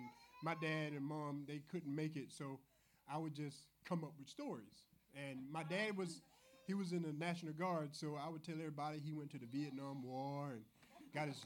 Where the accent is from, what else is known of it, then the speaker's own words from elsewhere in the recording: Gulf Hammock, Florida, United States; also born or lived in Otter Creek, Florida / Chiefland, Florida; grew up in Gulf Hammock. Well, actually, I, I, I, grew up for eight years in a, a smaller town called.